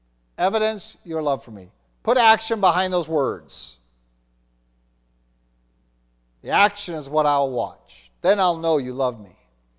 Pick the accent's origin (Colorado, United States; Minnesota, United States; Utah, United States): Minnesota, United States; If you've ever seen butchers come out to a flock, and I've seen that growing up in Minnesota